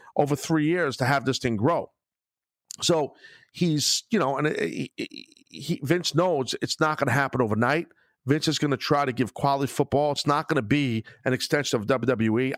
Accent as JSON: {"language": "English", "town": "Brooklyn", "region": "New York", "country": "United States", "tie": "born or raised there", "said": "being in my hometown of Brooklyn"}